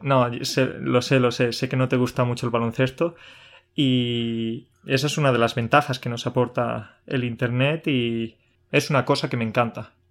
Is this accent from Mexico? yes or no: no; Andalusia, Spain; yo soy andaluz